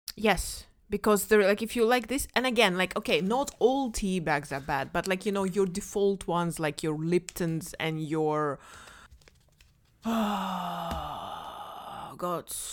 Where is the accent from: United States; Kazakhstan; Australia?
Kazakhstan; moved away; I'm from Kazakhstan. Of course, I drink tea. Like in Kazakhstan, we drink tea three times a day